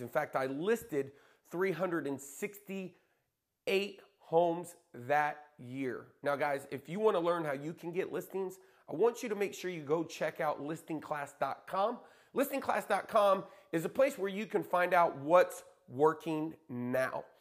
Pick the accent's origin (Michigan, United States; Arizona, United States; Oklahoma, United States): Oklahoma, United States; Lawton; moved away; also born or lived in Dallas, Texas; my hometown in Lawton, Oklahoma